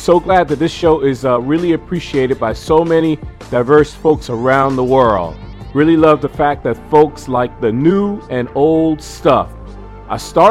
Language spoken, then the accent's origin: English; New York, United States; I'm from New York, not Atlanta